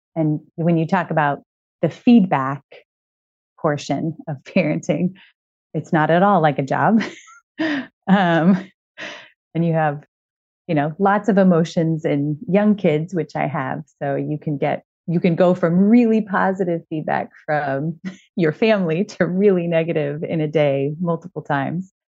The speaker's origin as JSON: {"language": "English", "town": "Moreno Valley", "region": "California", "country": "United States", "tie": "born or raised there", "said": "in Southern California in a town called Merino Valley."}